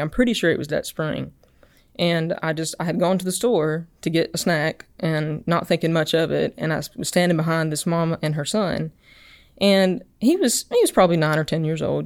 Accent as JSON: {"language": "English", "town": "Enterprise", "region": "Alabama", "country": "United States", "said": "I'm originally from Enterprise, Alabama"}